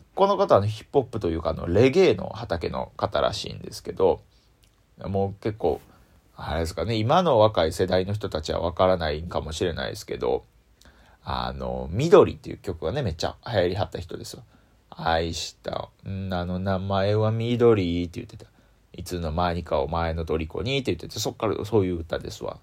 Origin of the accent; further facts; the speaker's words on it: Osaka, Japan; accent: Osaka dialect; 僕ずっと大阪弁で育ってきてる